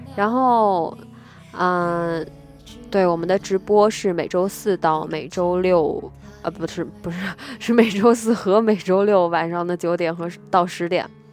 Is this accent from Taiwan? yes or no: no; Nanjing, Jiangsu, China; accent: Nanjing dialect; 我们南京人在学校上学的时候一直都说南京话